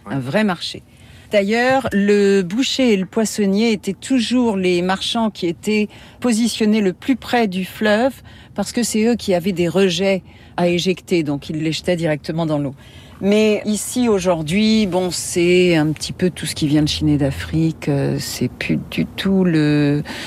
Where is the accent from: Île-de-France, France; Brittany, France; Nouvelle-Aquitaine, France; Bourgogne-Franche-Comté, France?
Île-de-France, France; Maisons-Laffitte; moved away as an adult; now in New Orleans, United States